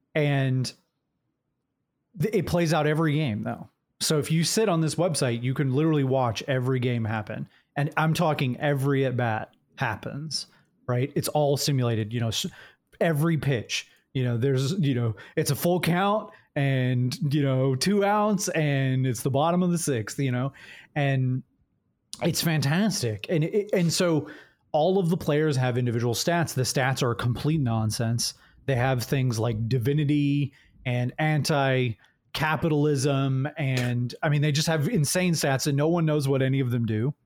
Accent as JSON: {"language": "English", "town": "Jacksonville", "region": "Florida", "country": "United States", "tie": "born or raised there", "moved": "yes", "said": "I was born right near Jacksonville. Uh, I grew up in Jacksonville"}